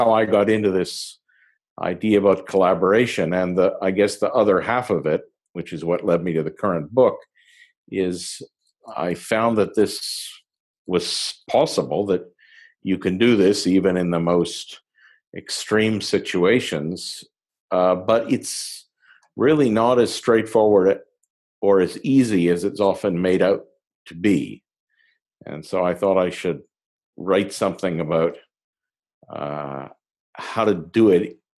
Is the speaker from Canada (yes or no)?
yes; Montreal, Quebec, Canada; I'm originally from Montreal in Canada.